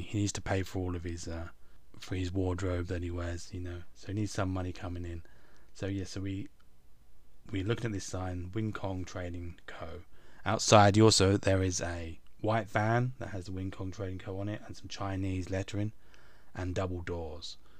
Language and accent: English; England, United Kingdom; I'm English